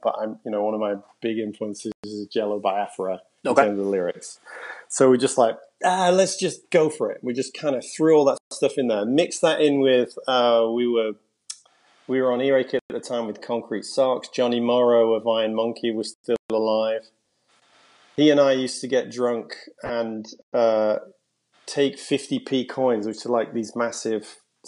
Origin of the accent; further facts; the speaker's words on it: England, United Kingdom; I said, fuck you guys. And we're from England, fuck off.